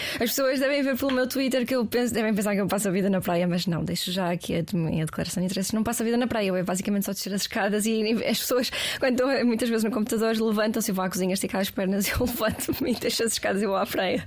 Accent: Portugal; eu sou portuguesa, não sou americana.

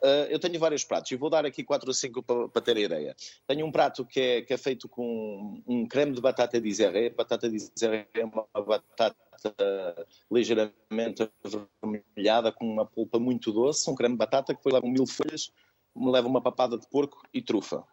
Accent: Chaves, Norte, Portugal; sou de Chaves, sou de uma pequena aldeia e nós somos produtores de batata.

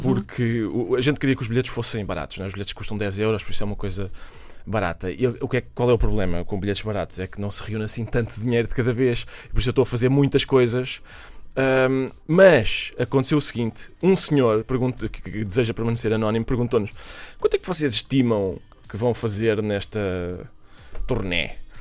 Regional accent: Minho, Portugal; da paisagem do Minho, de onde eu sou oriundo

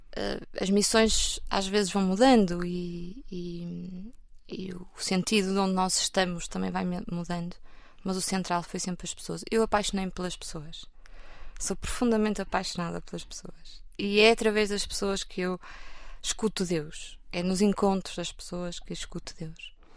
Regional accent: Porto, Norte, Portugal; eu sou do Porto, nasci no Porto, vivo no Porto

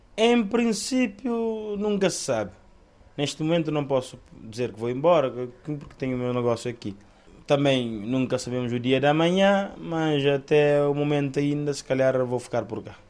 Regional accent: Santa Cruz, Santiago, Cape Verde; moved away as an adult; now in Bragança, Portugal; Eu sou de Cabo Verde, Ilha de Santiago, de uma zona do interior chamada Santa Cruz, concretamente Pedra Barejo.

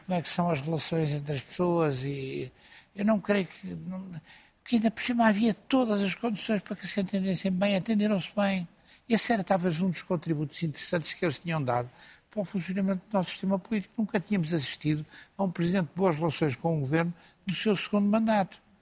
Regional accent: Portugal; eu estou preocupado como português

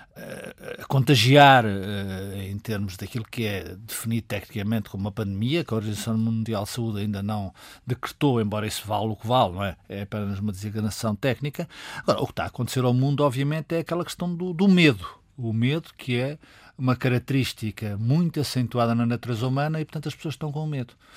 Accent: Portugal; estamos em Portugal e somos portugueses

